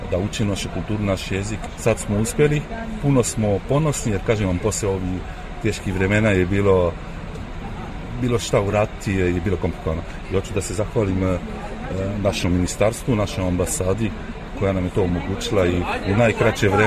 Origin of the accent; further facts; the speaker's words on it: near Lyon, Auvergne-Rhône-Alpes, France; also born or lived in French Riviera; Ja sam isto a, dete a, djaspori, ja sam rođen ovde u Francuskoj, blizu Liona